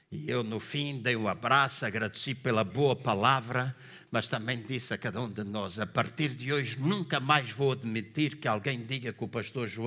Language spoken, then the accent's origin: Portuguese; Angola; now in Portugal; Quando eu vim de Angola, e eu sempre gostei, a minha fruta favorita é cerejas.